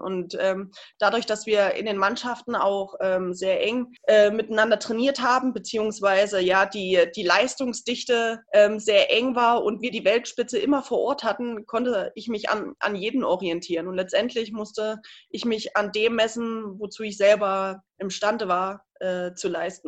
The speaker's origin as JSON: {"language": "German", "town": "Ilmenau", "region": "Thuringia", "country": "Germany", "tie": "born or raised there", "said": "in meiner Heimatstadt in Immenau"}